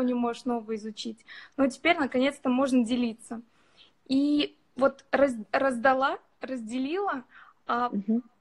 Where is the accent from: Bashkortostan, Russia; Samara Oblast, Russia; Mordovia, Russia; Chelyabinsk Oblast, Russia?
Bashkortostan, Russia; Ufa; now in Saint Petersburg, Russia; Я вообще из Уфы